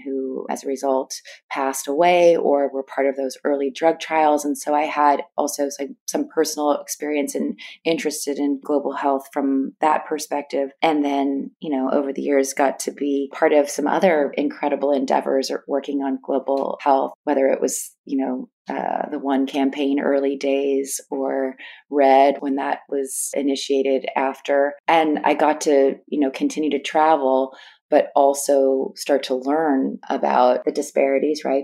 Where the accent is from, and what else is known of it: East Bay Area, Northern California, United States; born or raised there